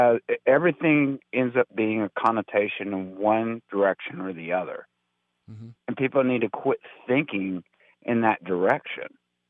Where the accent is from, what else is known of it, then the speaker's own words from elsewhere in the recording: Compton, California, United States; Myself, I grew up in Compton, California.